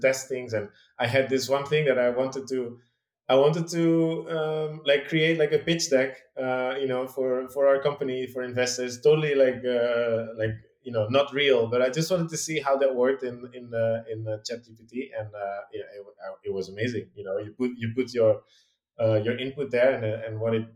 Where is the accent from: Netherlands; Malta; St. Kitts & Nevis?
Netherlands; moved away as an adult; also born or lived in London; I'm from the Netherlands originally, and I used to live there until I was